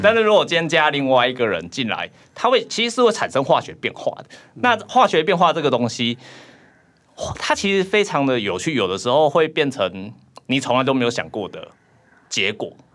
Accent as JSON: {"language": "Chinese", "region": "southern Taiwan", "country": "Taiwan", "moved": "as an adult", "lives_now": "Taipei, Taiwan", "said": "我是南部人"}